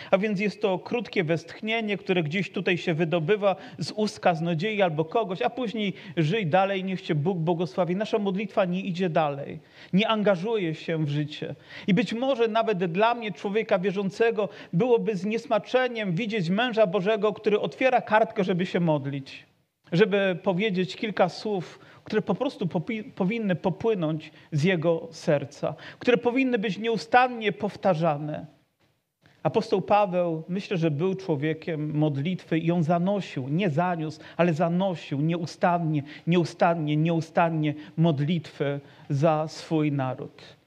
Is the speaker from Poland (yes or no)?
yes; Poland; urodziliśmy się w narodzie, gdzie chrześcijaństwo po prostu wysysa się z mlekiem matki